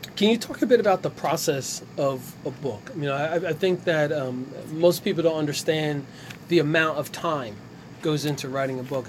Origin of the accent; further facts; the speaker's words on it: Ewing Township, New Jersey, United States; we're all from Ewing Township